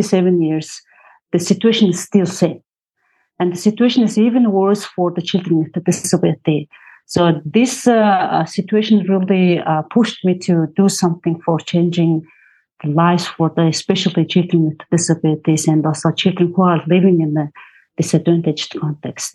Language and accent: English; Mongolia; I'm from Mongolia